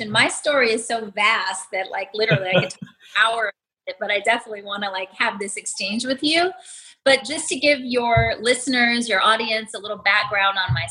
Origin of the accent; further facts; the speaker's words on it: New York City, New York, United States; also born or lived in Las Vegas, Nevada; I was born in Las Vegas, raised in New York City.